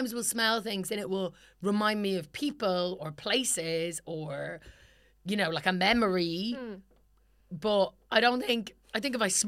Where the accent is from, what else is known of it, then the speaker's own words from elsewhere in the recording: Ireland; we grew up in Ireland